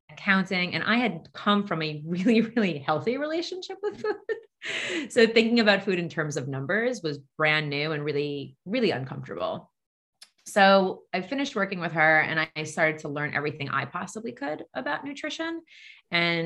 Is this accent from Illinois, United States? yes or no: no; Long Island, New York, United States; I grew up on Long Island.